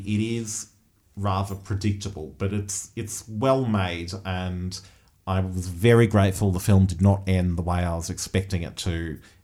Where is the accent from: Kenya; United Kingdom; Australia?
Australia; particularly thinking as Australian um, audiences and as a film that has been funded through Australian filmmaking systems